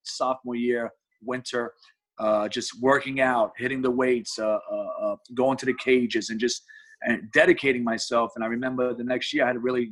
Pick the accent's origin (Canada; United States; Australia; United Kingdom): United States; New York City, New York; I grew up in Brooklyn, New York, you know, playing the playgrounds in the Marine Park area where everybody plays